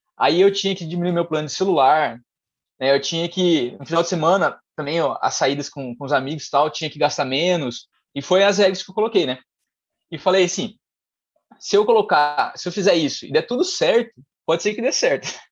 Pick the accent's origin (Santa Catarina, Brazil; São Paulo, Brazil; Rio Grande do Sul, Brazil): São Paulo, Brazil; Mogi Guaçu; sou de Mogi Guaçu, é uma cidade próxima de Campinas